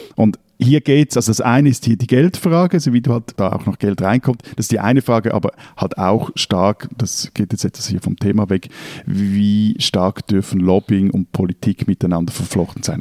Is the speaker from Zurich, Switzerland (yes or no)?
yes; Zurich, Switzerland; für mich auch als Schweizer